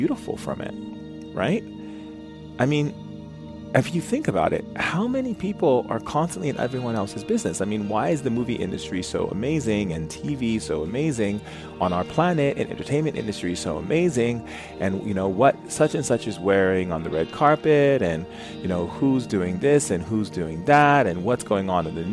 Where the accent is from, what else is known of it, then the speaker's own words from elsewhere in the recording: Foster City, California, United States; when I was a kid growing up in Foster City